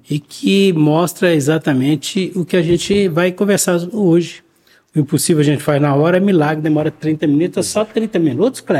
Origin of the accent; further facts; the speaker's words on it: Poços de Caldas, Minas Gerais, Brazil; Eu sou natural de Poços de Caldas, sou da terra